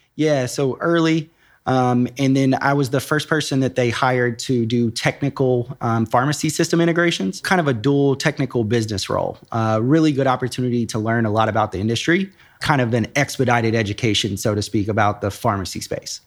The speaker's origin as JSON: {"language": "English", "town": "Nashville", "region": "Tennessee", "country": "United States", "tie": "born or raised there", "moved": "as an adult", "lives_now": "Columbus, United States", "said": "I grew up in Nashville, Tennessee"}